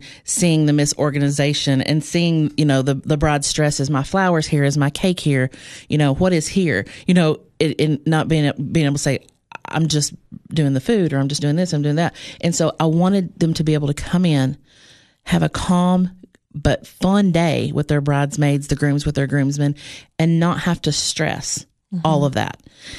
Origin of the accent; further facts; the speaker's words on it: Cookeville, Tennessee, United States; I did. I was, I'm from Cookeville.